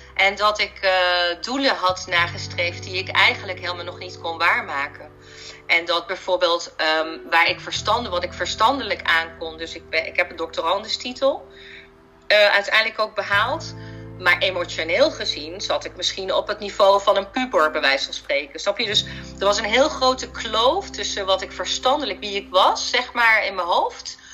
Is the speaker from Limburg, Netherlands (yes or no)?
yes; Heerlen, Limburg, Netherlands; moved away; toen ben ik terug verhuisd naar Limburg, want daar ben ik geboren. Ik ben in Heerlen geboren en helemaal in het zuiden